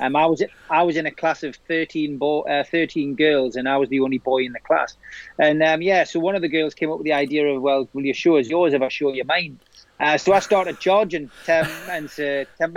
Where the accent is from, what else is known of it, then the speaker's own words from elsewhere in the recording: Gateshead, North East England, United Kingdom; also born or lived in South Shields / Washington; we moved from there across to Gateshead, and that's where I was brought up. So spent all of my life really in Gateshead and continue to do so